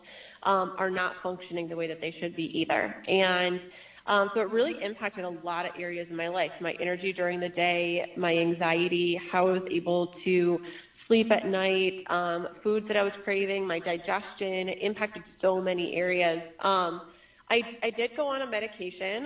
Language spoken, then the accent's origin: English; Michigan, United States; I grew up in Michigan.